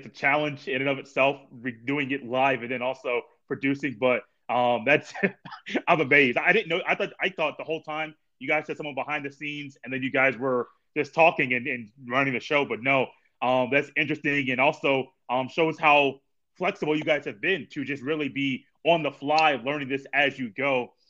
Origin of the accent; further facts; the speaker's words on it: Indiana, United States; I guess I'm from Indiana.